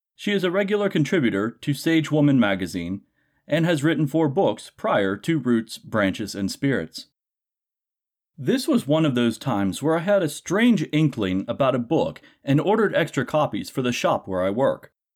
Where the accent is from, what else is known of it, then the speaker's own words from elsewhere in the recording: Appalachia, United States; as an Appalachian myself